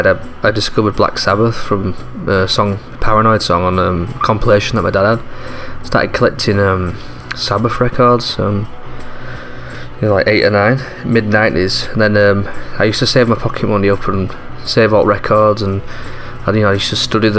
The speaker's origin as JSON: {"language": "English", "town": "Leeds", "region": "Yorkshire and the Humber", "country": "United Kingdom", "tie": "born or raised there", "said": "I grew up in Leeds in Yorkshire, up north"}